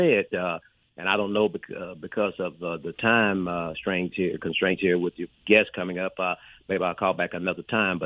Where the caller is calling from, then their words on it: Meridian, Mississippi, United States; I'm calling from your hometown, Meridian, Mississippi